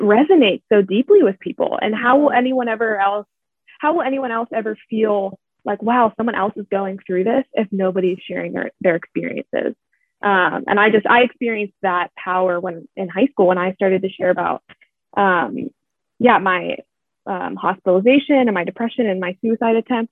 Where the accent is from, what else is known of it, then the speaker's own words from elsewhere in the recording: Pittsburgh, Pennsylvania, United States; I'm from Pittsburgh, Pennsylvania